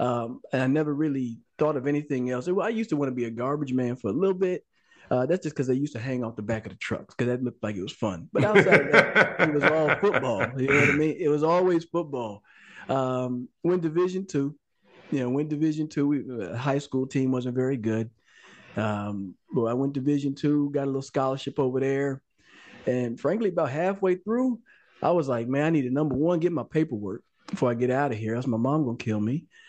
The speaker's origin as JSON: {"language": "English", "region": "Texas", "country": "United States", "tie": "born or raised there", "said": "I'm from Texas."}